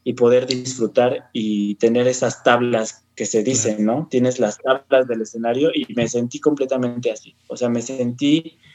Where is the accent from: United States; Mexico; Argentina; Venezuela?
Mexico; pues soy mexicano